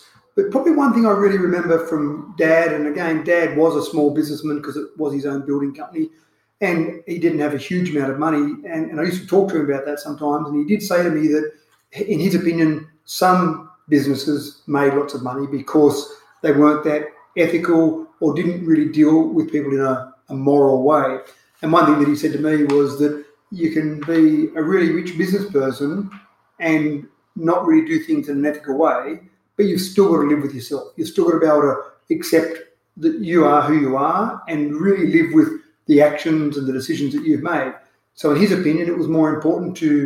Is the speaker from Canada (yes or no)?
no; Dubbo, New South Wales, Australia; I was born here in Dubbo, Dubbo Base Hospital